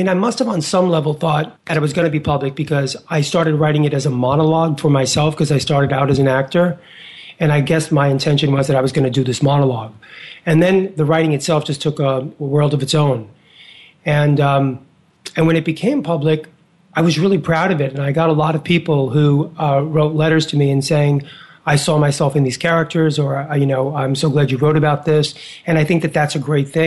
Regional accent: New York City, New York, United States; I was a kid from Hell's Kitchen, 10th Avenue, 49th Street

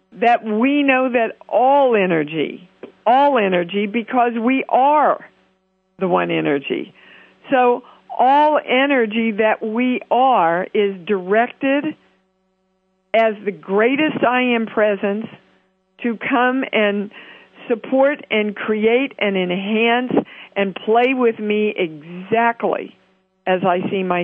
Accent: Kansas City, United States; my hometown

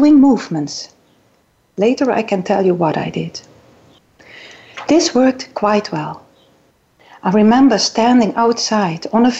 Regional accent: Netherlands; English is a second language; moved away as an adult; also born or lived in South Island, New Zealand / Governor's Bay, New Zealand; now in New Zealand; You can hear that I'm coming maybe from the Netherlands

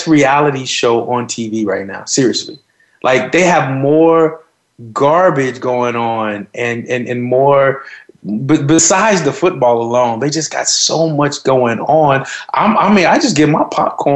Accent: Oklahoma, United States; I'm from Oklahoma, so I know that area really well

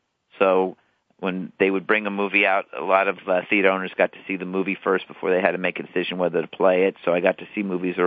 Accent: Denver, Colorado, United States; now in California, United States; I grew up in the Midwest. Denver felt like the Midwest to me

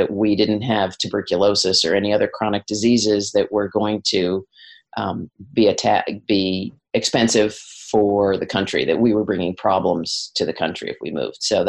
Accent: Washington, District of Columbia, United States; moved away as an adult; now in Wellington, New Zealand; I grew up in Washington, D.C.

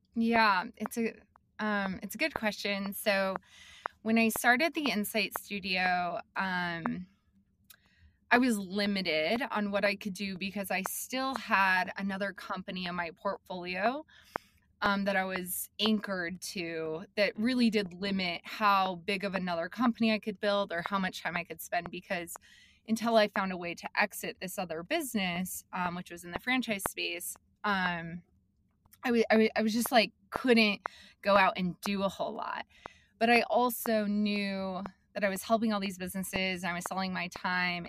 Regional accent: Billings, Montana, United States; also born or lived in Salt Lake City, Utah / Missoula, Montana; I'm from Montana. I grew up in Billings. Um, and I did. Like I moved to Montana when I was in fifth grade

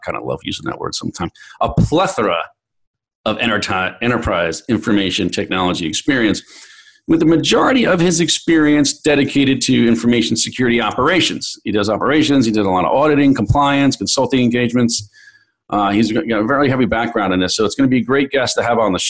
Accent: New York City, New York, United States; New York, the great city of New York, my hometown

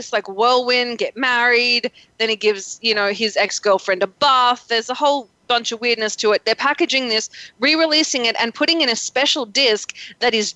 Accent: Australia; now in United States; I'm from Australia

